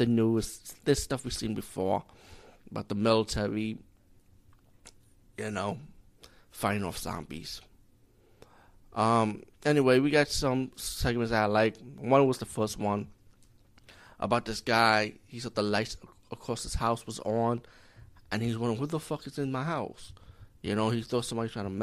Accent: India; as being Indian

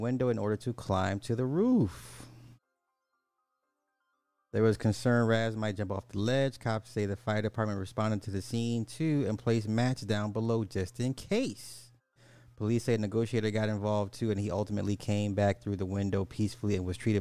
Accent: Illinois, United States; I'm from Illinois

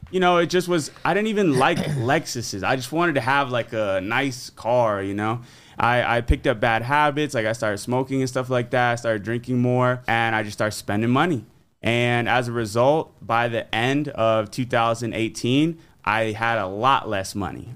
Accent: Fort Myers, Florida, United States; my hometown of Fort Myers, Florida

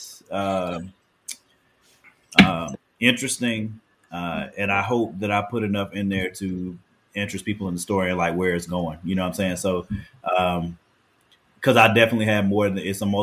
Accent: Durham, North Carolina, United States; I'm from Durham

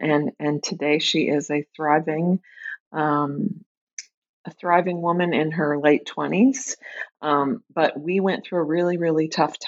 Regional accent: Tulsa, Oklahoma, United States; now in Minneapolis, United States; Sure. I grew up in Tulsa, Oklahoma. I live right now in the Twin Cities, in Minneapolis in particular.

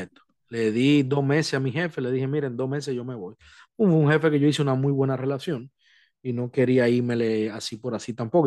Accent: Montecristi, Monte Cristi, Dominican Republic; moved away; yo soy de Montecristi allá, o sea, yo, mi familia es de Montecristi

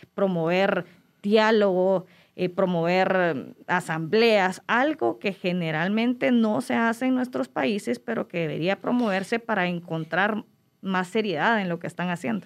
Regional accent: Guatemala; Yo hablo de Guatemala porque para mí es mi, mi adoración, es mi tierra

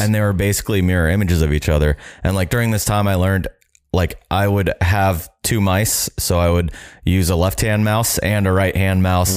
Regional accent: Jacksonville, Florida, United States; I'm from Jacksonville, Florida

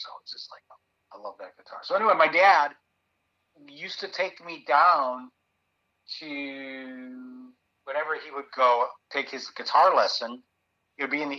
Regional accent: Chicago, Illinois, United States; accent: Chicago; I can hear the Chicago in your accent because I am also from Chicago.

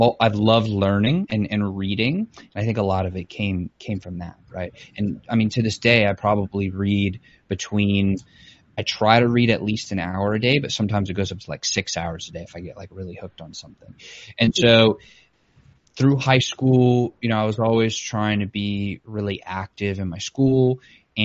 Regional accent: Metairie, Louisiana, United States; I was born in Metairie, Louisiana, to two people, my parents

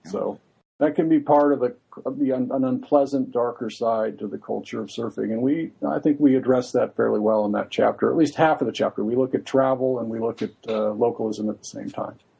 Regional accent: Santa Barbara, California, United States; we both grew up in Santa Barbara

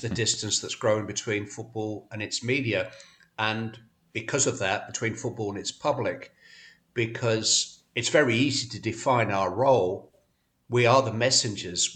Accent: Bury, North West England, United Kingdom; I'm from Bury.

